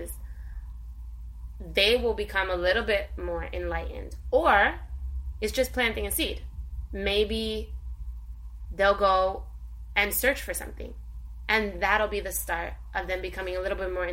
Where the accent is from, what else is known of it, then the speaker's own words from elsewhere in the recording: Jersey City, New Jersey, United States; I was Puerto Rican, I was from Jersey City